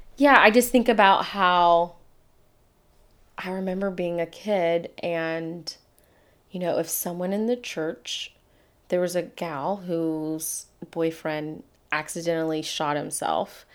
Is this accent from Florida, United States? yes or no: no; Atlanta, Georgia, United States; the day I was born in Atlanta, Georgia